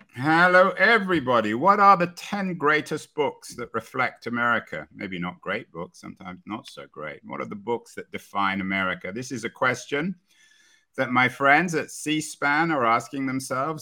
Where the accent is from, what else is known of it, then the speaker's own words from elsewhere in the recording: England, United Kingdom; growing up in England, we read the Federalists